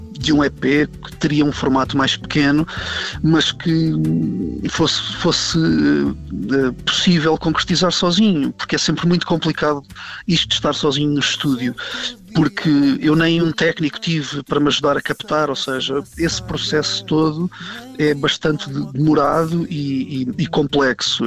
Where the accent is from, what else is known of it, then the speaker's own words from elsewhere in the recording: Portugal; also born or lived in Angola; apesar de ser português e, e, apesar de ter nascido em Portugal